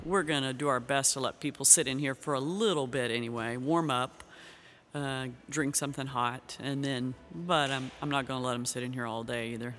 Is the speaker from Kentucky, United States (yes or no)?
yes; Kentucky, United States; moved away as an adult; also born or lived in Ukraine; now in Xenia, United States; I grew up in Kentucky.